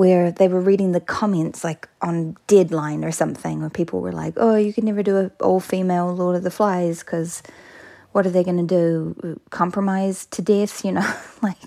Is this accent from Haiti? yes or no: no; New Plymouth, Taranaki, New Zealand; I grew up in a town called New Plymouth in a province called Taranaki